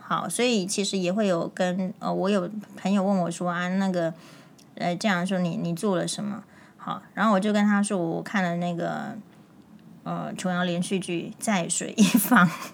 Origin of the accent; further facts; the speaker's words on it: Taiwan; 在台湾的这种自由民主的生活之，之下，其实我们台湾人